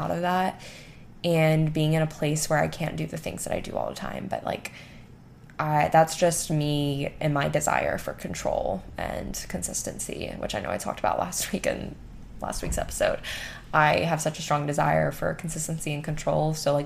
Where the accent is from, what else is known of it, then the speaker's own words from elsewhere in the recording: Gulf of Mexico, Gulf Coast, United States; growing up on the Gulf of Mexico